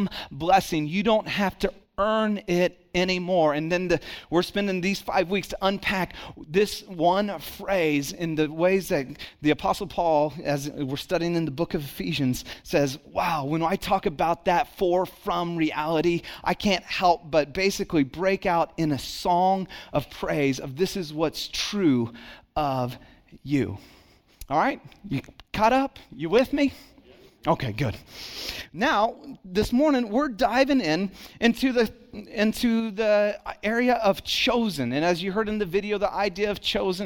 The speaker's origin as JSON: {"language": "English", "town": "Santa Cruz", "region": "California", "country": "United States", "tie": "born or raised there", "also_born_or_lived": "Dallas, Texas / Kaufman, Texas"}